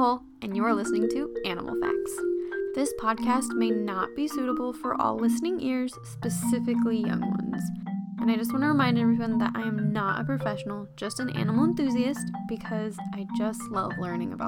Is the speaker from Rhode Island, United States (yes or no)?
no; Oregon, United States; I'm from Oregon